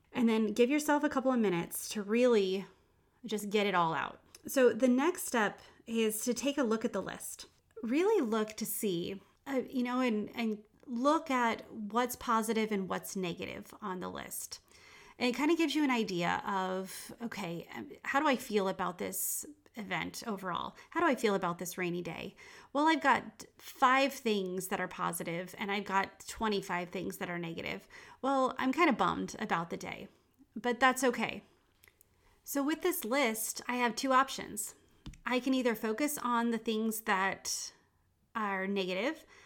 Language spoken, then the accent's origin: English; England, United Kingdom; moved away; I grew up in England